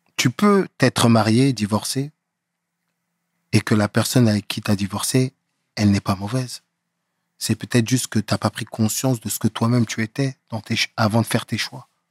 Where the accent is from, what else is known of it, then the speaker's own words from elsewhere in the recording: Aubervilliers, Île-de-France, France; J'ai grandi en France, à Aubervilliers